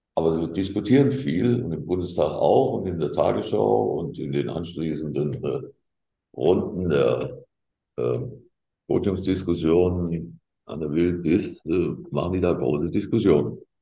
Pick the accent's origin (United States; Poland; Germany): Germany; Gießen, Hesse; ich komme aus Gießen und das war immer alles eine rote Landschaft.